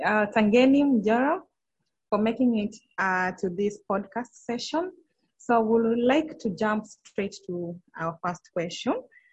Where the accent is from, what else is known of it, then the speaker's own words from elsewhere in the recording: Kenya; from Kenya